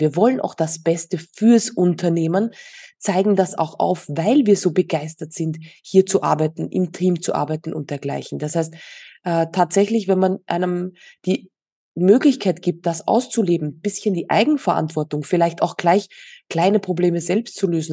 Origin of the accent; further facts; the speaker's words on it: Austria; moved away as an adult; now in Mallorca, Spain; Ja, tatsächlich sind wir aus Österreich